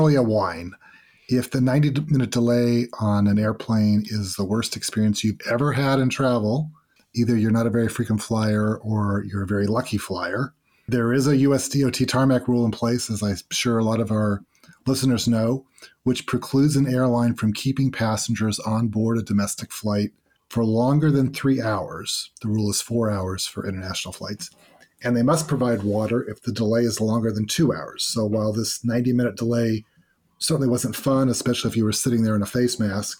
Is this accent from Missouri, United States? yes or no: no; Fresno, California, United States; my hometown of Fresno, California